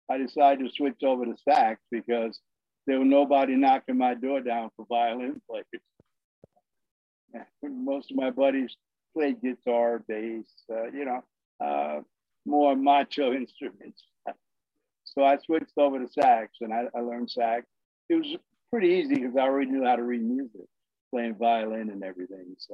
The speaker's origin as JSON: {"language": "English", "town": "New York City", "region": "New York", "country": "United States", "tie": "born or raised there", "also_born_or_lived": "Bushwick, Brooklyn", "moved": "as an adult", "lives_now": "Brownsville, Pennsylvania, United States", "said": "I'm from Brooklyn, born and oh. raised."}